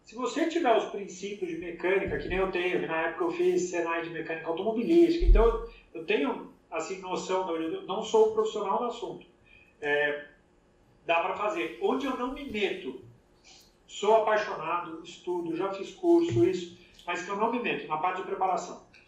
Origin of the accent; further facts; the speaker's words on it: Brazil; now in United States; eu fui criado no Brasil gostando dos carros fabricados no Brasil.